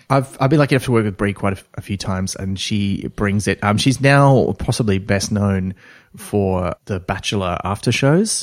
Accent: Australia; like me, being Australian

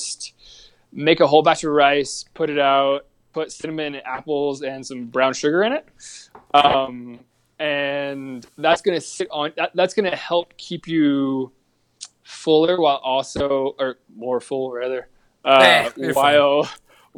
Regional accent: the South, United States; I'm from the South

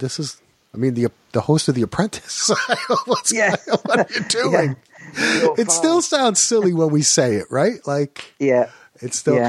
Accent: New Jersey, United States; Hey, no surprise for me, man. I grew up in New Jersey.

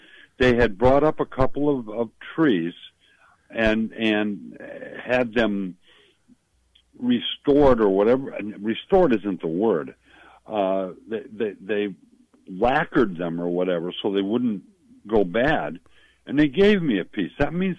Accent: Milwaukee, Wisconsin, United States; When I was a little boy growing up in Milwaukee

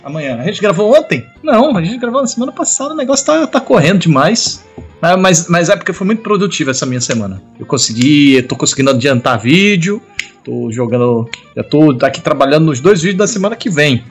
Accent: Maceió, Alagoas, Brazil; Eu sou de Maceió, eu não falo oxe nem oxente.

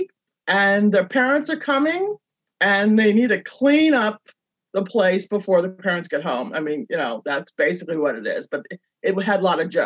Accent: Berkeley, California, United States; moved away as an adult; also born or lived in Los Angeles; I consider Berkeley my hometown. I lived in Los Angeles, though, for a number of years, for probably half of my life, but I'm from Berkeley, and now I'm back in Berkeley

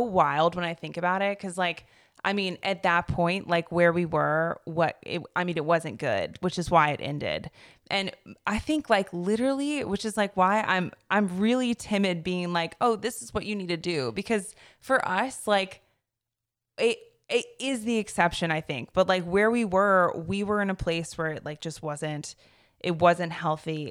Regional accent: Chapel Hill, North Carolina, United States; I grew up in the Triangle over in, like, the Chapel Hill area.

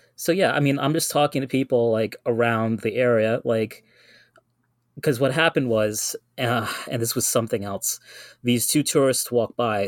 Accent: New York City, New York, United States; I am a native New Yorker. I'm from the Guyanese community

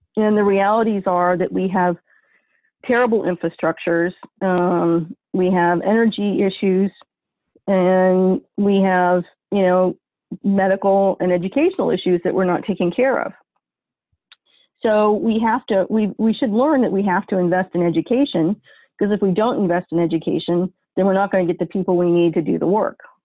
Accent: northern New York, United States; now in Ohio, United States; my home state, which is my family's home state in northern in, in, New York, and I'm not talking about New York City. I mean northern New York, in the middle of freaking nowhere on Lake Ontario, kind of New York.

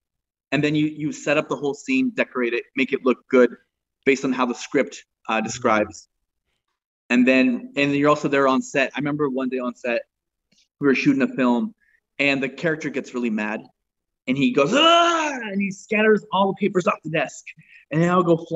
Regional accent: Spokane, Washington, United States; moved away as an adult; also born or lived in Tacoma, Washington; now in Los Angeles, United States; I was born in Tacoma, grew up in Spokane

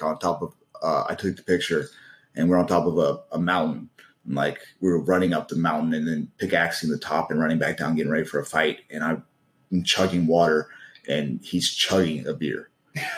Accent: Charleston, South Carolina, United States; moved away as an adult; also born or lived in Gresham, Oregon; I grew up in Charleston

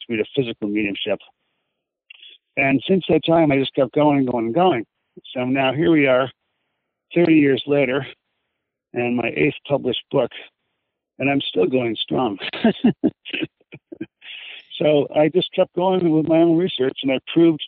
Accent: Ireland; I'm Irish

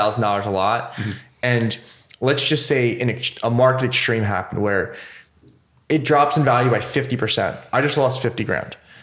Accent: about an hour west of Philly, Pennsylvania, United States; moved away as an adult; now in Philadelphia, United States; I grew up about an hour west of Philly, came here when I was 18.

